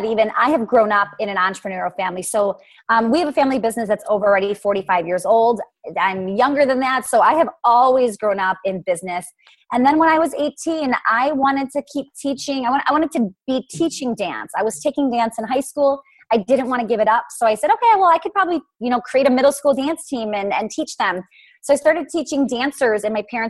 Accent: Milwaukee, Wisconsin, United States; it's in Milwaukee and it's my hometown. It's where I've grown up

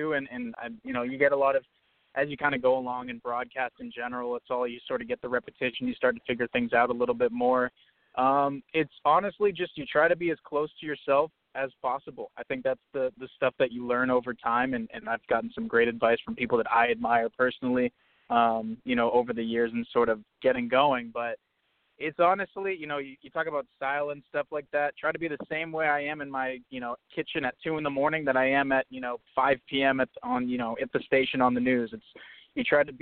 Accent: South Florida, United States; moved away as an adult; also born or lived in New Hampshire / Boston; I was born in New Hampshire in sort of the New England region. My dad worked in Boston for a number of years, but my whole family's based out of there. But I grew up in South Florida. I moved there actually when I was one and pretty much had my whole adolescence and through high school there

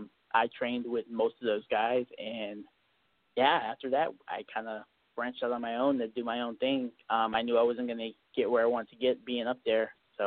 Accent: Texas, United States; Right. So just to kind of clarify it, I'm actually a Texan. I started in Alaska, however.

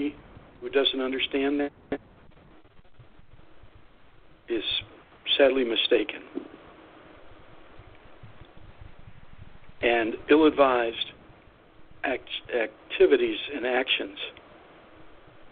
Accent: Youngstown, Ohio, United States; moved away; also born or lived in Michigan / Tennessee / Kentucky / California; I grew up in Youngstown, Ohio

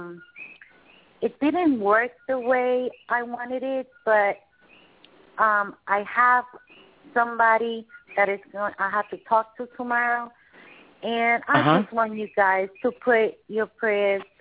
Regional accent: Puerto Rico; I'm from Puerto Rico, from the Caribbean.

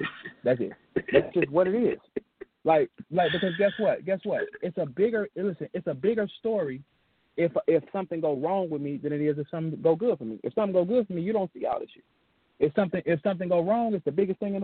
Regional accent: St. Louis, Missouri, United States; I'm from St. Louis

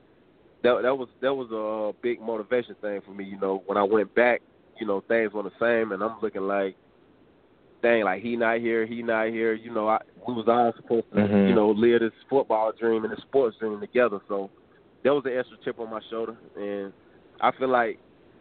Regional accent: Shelby, North Carolina, United States; also born or lived in Gastonia, North Carolina; I was born in Shelby.

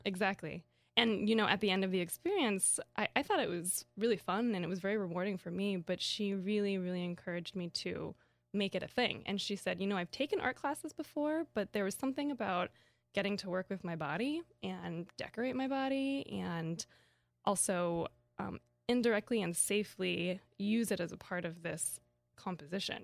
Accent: Kansas, United States; I grew up in Kansas

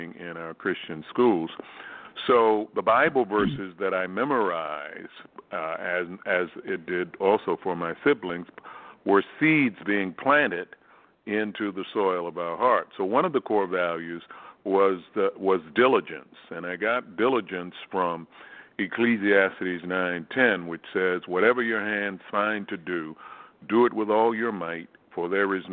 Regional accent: Baltimore, Maryland, United States; I grew up in Baltimore, Maryland

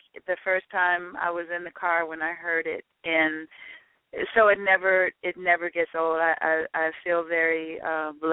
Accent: Chicago, Illinois, United States; I'm a girl from Chicago

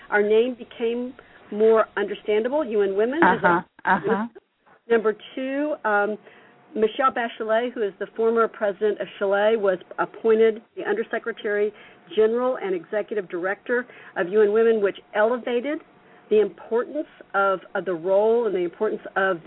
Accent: the South, United States; I'm from the South and I talk real fast

